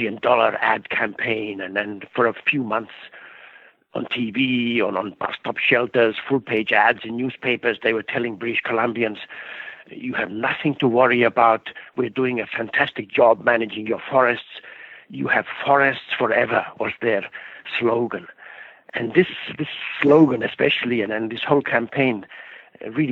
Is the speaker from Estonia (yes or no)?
yes; Estonia; now in Canada; I was born in Estonia where for 50 years we weren't able to talk back against the government.